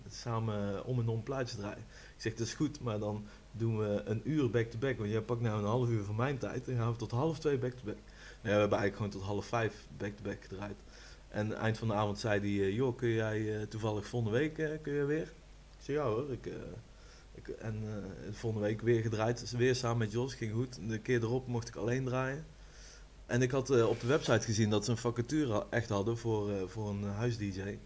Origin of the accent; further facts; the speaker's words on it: Rosmalen, North Brabant, Netherlands; kom uit Rosmalen